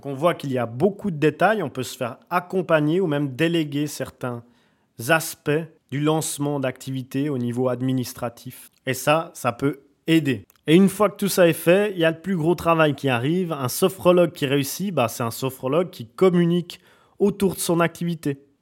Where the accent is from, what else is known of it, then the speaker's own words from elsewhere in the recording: Switzerland; je viens de Suisse